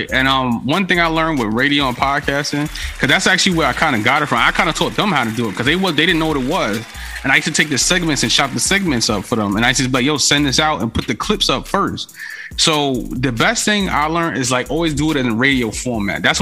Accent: Bronx, New York, United States; I'm from the Bronx, so you know I got to know Hassan Campbell.

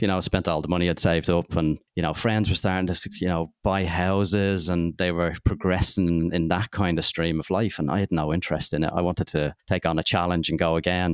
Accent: Dublin, Leinster, Ireland; growing up in Dublin, I wanted to be an accountant

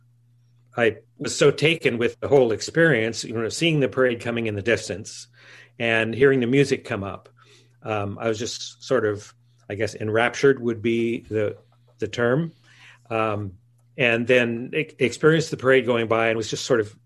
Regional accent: Fullerton, California, United States; I grew up in Fullerton, California, which is about 6 miles north of Disneyland

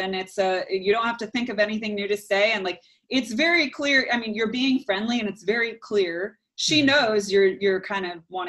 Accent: New Orleans, Louisiana, United States; Oh, I came here from New Orleans. It doesn't exist for me.

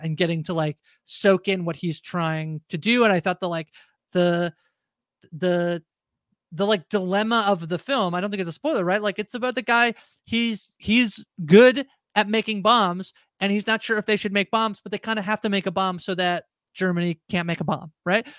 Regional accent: Canada; I'm a Canadian as well

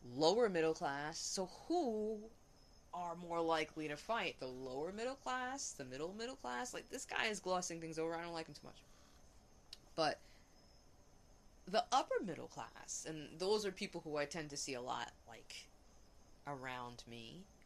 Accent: New York City, New York, United States; moved away; I grew up in Hell's Kitchen

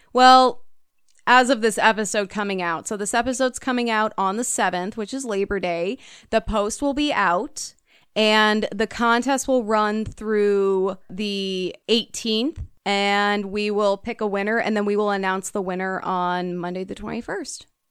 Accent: United States; I grew up in the United States

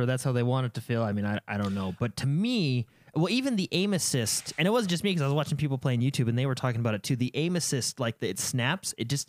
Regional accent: United States; I'm an American, and I live in America. And I feel like I'm very patriotic.

